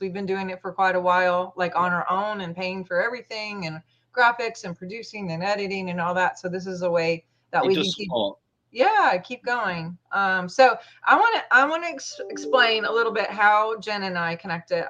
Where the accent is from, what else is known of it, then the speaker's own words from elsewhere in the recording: Montana, United States; also born or lived in England; I'm from Montana